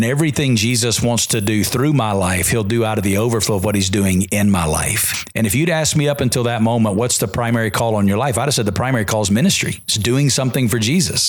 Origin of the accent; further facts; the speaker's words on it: Alabama, United States; moved away as an adult; now in Las Vegas, United States; because I'm from Alabama.